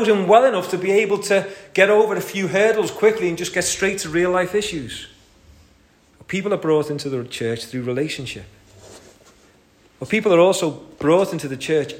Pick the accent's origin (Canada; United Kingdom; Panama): United Kingdom; St Helens, North West England; I'm from St. Helens